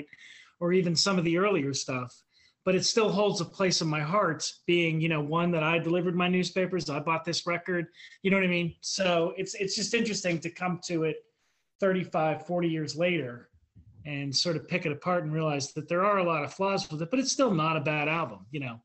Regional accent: Pittsburgh, Pennsylvania, United States; we like metal, we're from Pittsburgh

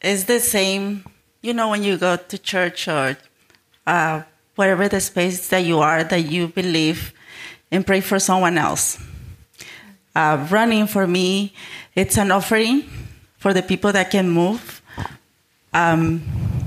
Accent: Mexico; now in United States; I'm from Mexico, so I'm an immigrant. And I've been living in the States for the past 26 years

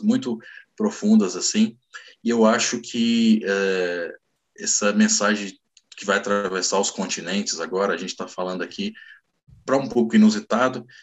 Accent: Brazil; eu sou brasileiro

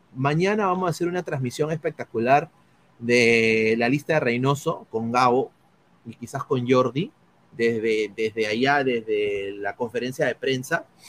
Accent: Peru; yo soy peruano, no soy boliviano

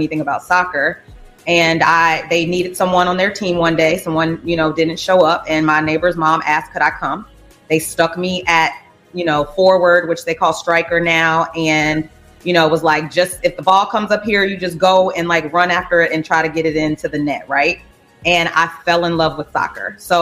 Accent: Louisiana, United States; also born or lived in California / Portland, Oregon; now in Chicago, United States; I'm from Louisiana

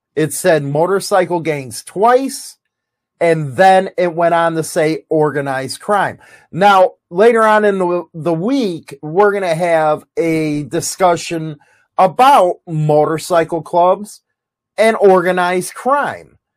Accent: United States; as an American

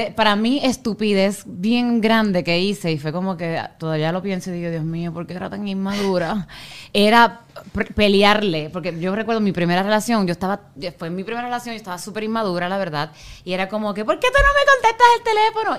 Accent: Puerto Rico; moved away; yo soy puertorriqueña

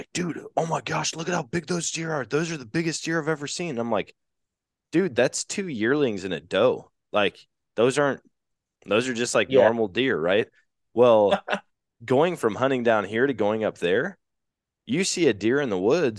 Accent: Wisconsin, United States; But growing up in Wisconsin, man, I'm used to hunting big body deer.

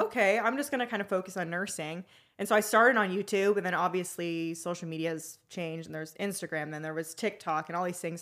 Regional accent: Arizona, United States; I'm been born and raised in Arizona

